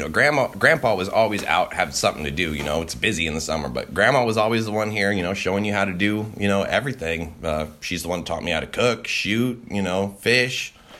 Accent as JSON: {"language": "English", "region": "Alaska", "country": "United States", "tie": "born or raised there", "said": "I didn't grow up on this property. I spent a lot of time here, you know, doing chores and everything, but growing up in Alaska was great."}